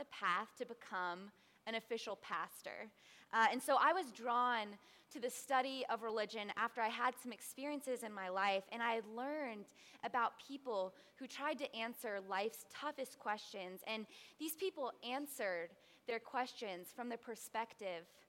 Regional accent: Tampa, Florida, United States; moved away as an adult; I was born here in Tampa, Florida, about 30 minutes away from here in the Lutz area, and so I am so happy to spend the summer in my hometown

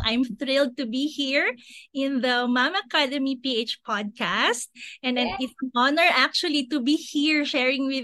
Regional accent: Davao City, Davao Region, Philippines; now in Pasig City, Philippines; I'm originally from Davao City, but now I'm based in Pasig City.

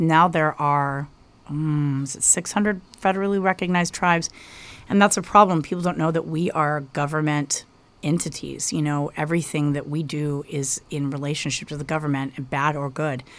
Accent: Denver, Colorado, United States; I grew up in the Denver area

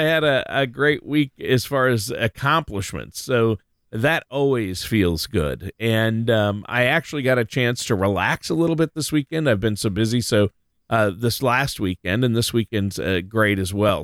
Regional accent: Minnesota, United States; here in, where, my hometown, uh, in Minnesota

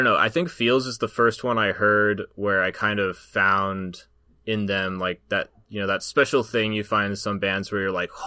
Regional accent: Southeast Alaska, United States; where I grew up in Southeast Alaska

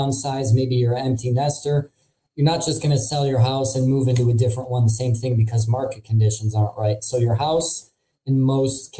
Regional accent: Midwest, United States; accent: nasally Midwestern; my nasally Midwestern accent

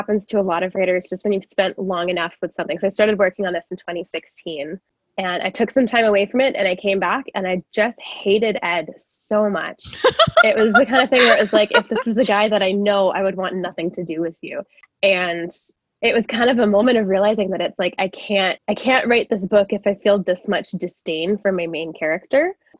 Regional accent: Calgary, Alberta, Canada; I am a writer from Calgary

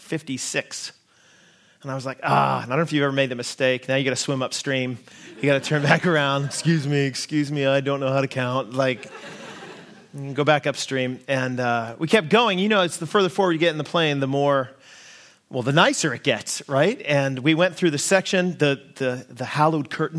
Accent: Seattle, Washington, United States; moved away as an adult; also born or lived in New Zealand; now in Abbotsford, Canada; I'm from Seattle, is where kind of my hometown

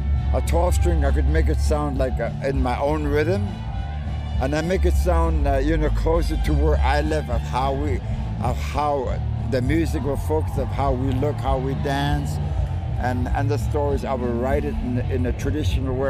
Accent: Inuvik, Northwest Territories, Canada; moved away; I'm originally from Inuvik, Northwest Territories

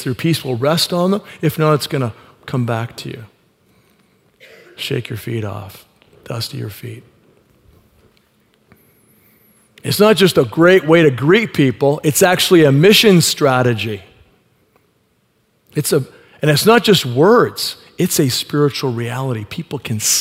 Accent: Canada; I said, Canada

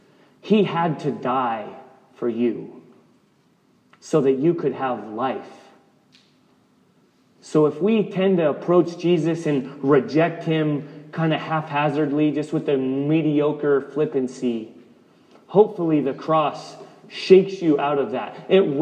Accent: the South, United States; I'm a Christian. I'm an American. I'm from the South. I'm from this particular family.

